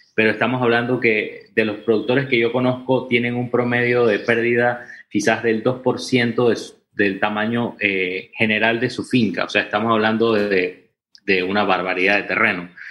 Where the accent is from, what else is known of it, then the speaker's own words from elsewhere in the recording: Santa Clara, Chiriquí, Panama; nosotros estamos en Chiriquí, eh, en el área de Renacimiento Santa Clara casi con la frontera con Costa Rica